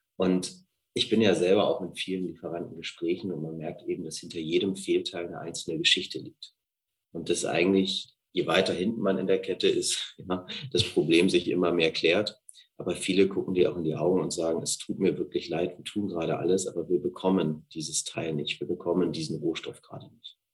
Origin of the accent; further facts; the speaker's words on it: Hamburg, Germany; moved away as an adult; also born or lived in France / United Kingdom / Liechtenstein / Scandinavia; Ich bin ursprünglich aus Hamburg und wohne da mit meiner Familie und meinen drei Kindern.